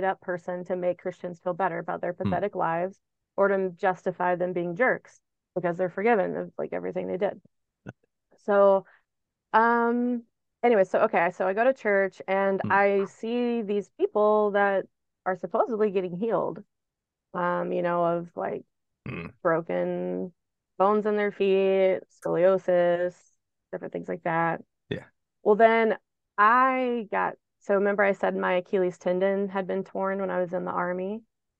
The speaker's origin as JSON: {"language": "English", "region": "Texas", "country": "United States", "tie": "born or raised there", "said": "I grew up in Texas around Baptists"}